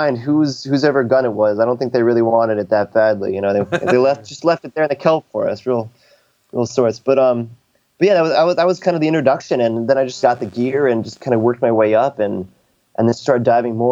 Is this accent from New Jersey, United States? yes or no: no; upstate New York, United States; moved away as an adult; also born or lived in California / San Diego; I actually grew up in upstate New York. So I am from the States, by the way, but yeah, I grew up in upstate New York